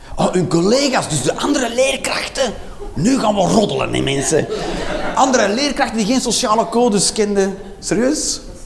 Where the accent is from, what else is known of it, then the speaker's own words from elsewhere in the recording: Flanders, Belgium; wij Vlamingen